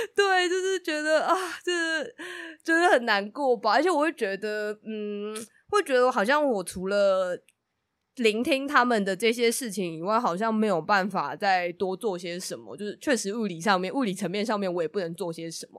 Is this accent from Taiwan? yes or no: yes; Taiwan; 身为台湾人有种自己的嗯印象被更新了的感觉